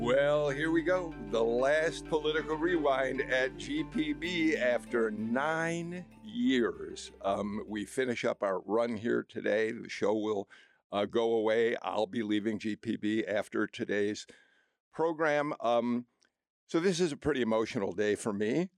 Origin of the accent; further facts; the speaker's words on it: Skokie, Illinois, United States; now in Atlanta, United States; I grew up in Skokie, outside of Chicago